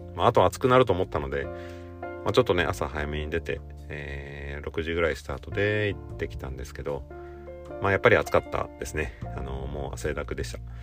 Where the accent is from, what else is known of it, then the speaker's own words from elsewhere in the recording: Gifu, Japan; 岐阜県出身なんですけど